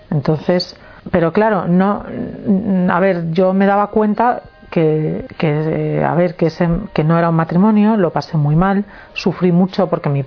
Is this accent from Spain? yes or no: yes; Málaga, Andalusia, Spain; moved away; yo salí de Málaga para meterme en Malagón